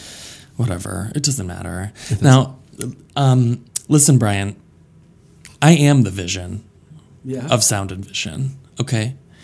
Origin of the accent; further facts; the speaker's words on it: Flint, Michigan, United States; born there; now in Pittsburgh, United States; So originally I was born in Flint, Michigan.